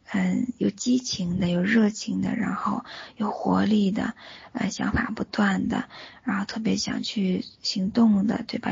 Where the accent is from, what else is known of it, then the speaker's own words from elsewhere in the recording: Northeast China, China; now in Singapore; 老家是在东北对吧